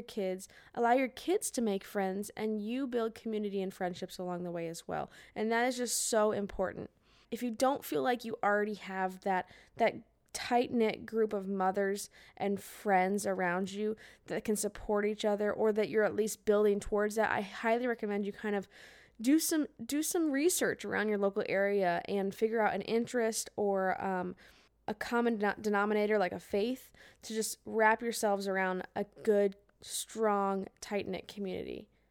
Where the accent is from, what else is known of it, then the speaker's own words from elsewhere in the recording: Tucson, Arizona, United States; now in Nashville, United States; I'm from Arizona originally.